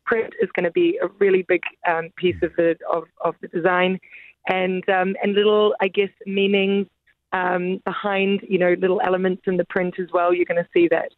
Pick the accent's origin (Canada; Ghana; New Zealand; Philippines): New Zealand; Auckland; now in London, United Kingdom; I was born in Auckland, New Zealand's my home